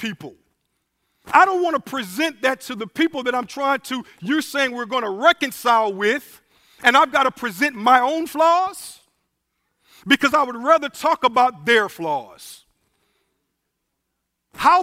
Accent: Evangeline Parish and Calcasieu Parish, Louisiana, United States; moved away; also born or lived in Virginia; as a young man growing up in Evangeline Parish and Calcasieu Parish and Louisiana

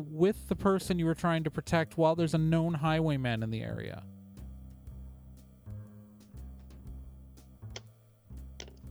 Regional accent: West Coast, United States; moved away as an adult; also born or lived in Midwest; I only came to the Midwest for a job. Like, I'm from the West Coast.

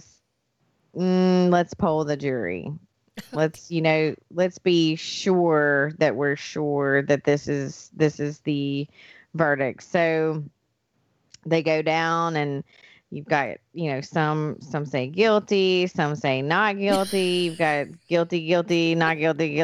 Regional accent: United States; Pike County is pretty big, so I say hometown, but home county

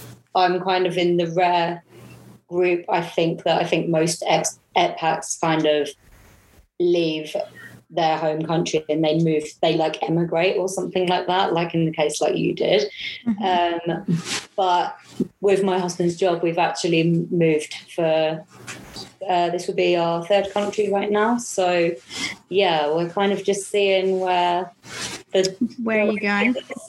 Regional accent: South East England, United Kingdom; I'm from Kent, which is 2 hours south of London.

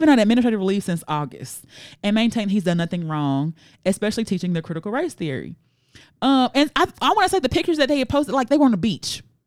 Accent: Memphis, Tennessee, United States; I'm from Memphis

